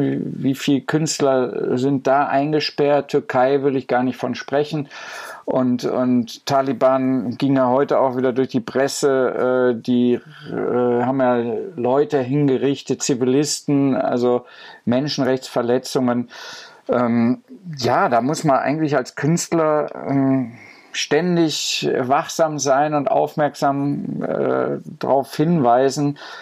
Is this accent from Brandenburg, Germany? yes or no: no; Goch, North Rhine-Westphalia, Germany; moved away; mit Goch bin ich auch sehr verbunden über das Museum und äh, so meine Heimatstadt so zu besuchen